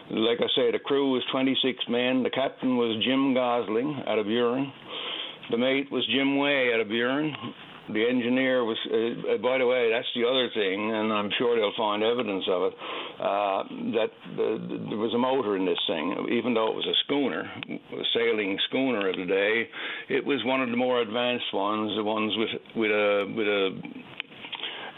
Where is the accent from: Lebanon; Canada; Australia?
Canada; Carbonear, Newfoundland and Labrador; moved away; also born or lived in Harbour Grace, Newfoundland; I was born in Harbour Grace, and I grew up, last 10 years before I left Newfoundland, I was in Carbonear